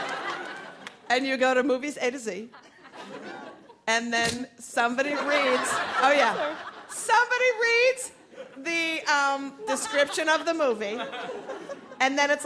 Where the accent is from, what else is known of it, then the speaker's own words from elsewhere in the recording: Minnesota, United States; moved away; also born or lived in New York; I'm from Minnesota